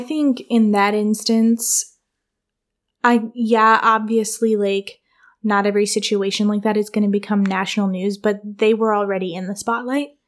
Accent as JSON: {"language": "English", "region": "Michigan", "country": "United States", "tie": "born or raised there", "also_born_or_lived": "New York / Wooster, Ohio", "moved": "as an adult", "lives_now": "Ohio, United States", "said": "my childhood was Michigan"}